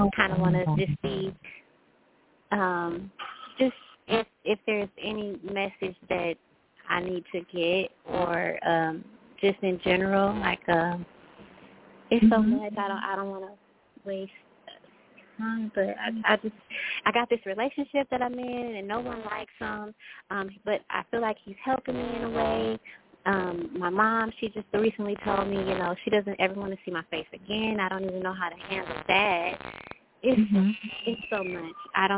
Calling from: Texas, United States; I'm Kiera. I'm calling from Texas.

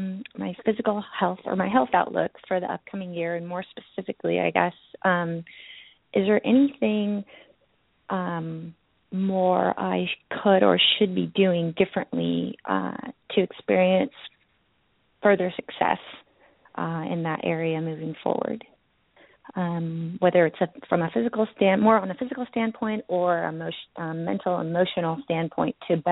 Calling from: Northern California, United States; I'm calling from Northern California.

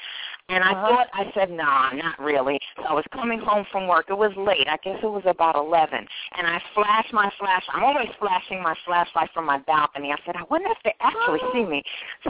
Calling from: New York, United States; I'm calling from New York.

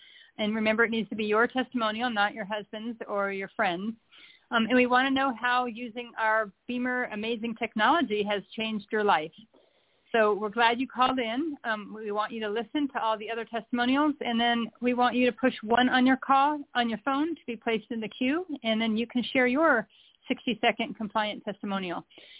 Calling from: Charleston, South Carolina, United States; I am calling from Charleston, South Carolina.

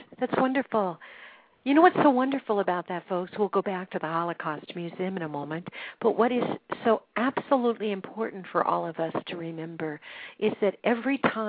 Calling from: Colorado Springs, Colorado, United States; Bob is calling in from Washington, D.C., and I am calling in from Colorado Springs

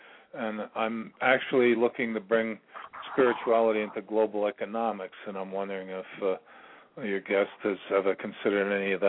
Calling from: Virginia, United States; I'm calling from Virginia.

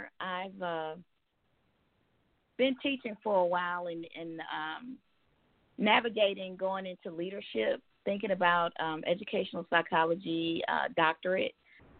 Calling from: Tucker, Georgia, United States; I'm calling from Tucker, Georgia.

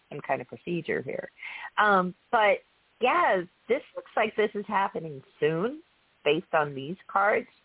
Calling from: Florida, United States; I'm calling from Florida

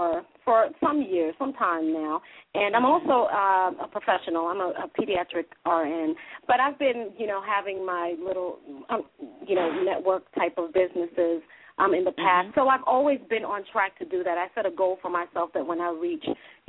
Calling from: Dallas, Texas, United States; Hey, this is … I'm calling from Dallas, Texas.

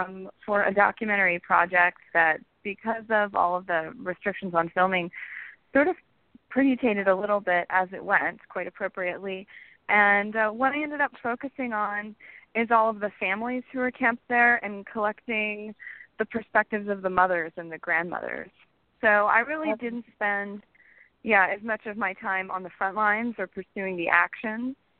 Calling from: Austin, Texas, United States; I'm calling in from Austin, Texas.

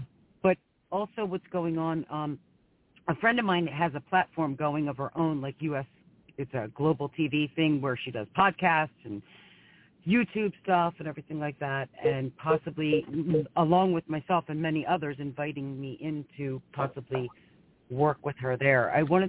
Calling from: Philadelphia, Pennsylvania, United States; Hi, Claire Candy. … from Philadelphia, Pennsylvania.

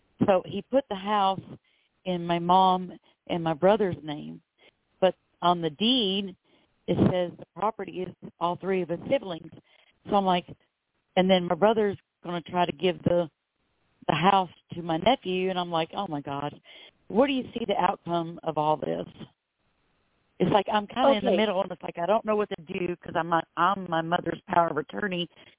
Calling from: Florida, United States; I'm calling from Florida.

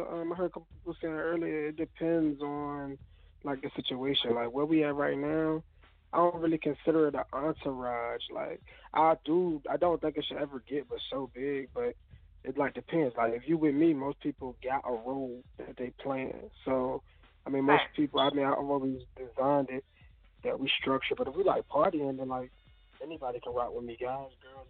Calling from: Norfolk, Virginia, United States; I'm coming from Norfolk, Virginia.

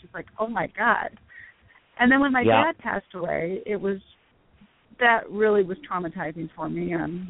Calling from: Denver, Colorado, United States

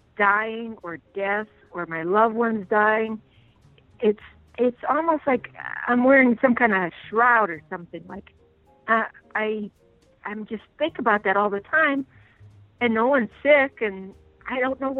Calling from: Wilkes-Barre, Pennsylvania, United States; I'm calling you from Pennsylvania.

